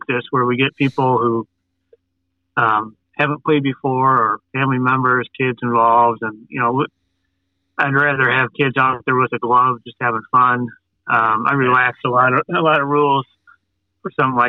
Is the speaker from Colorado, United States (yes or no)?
no; Grosse Pointe, Michigan, United States; I grew up in Grosse Pointe, Michigan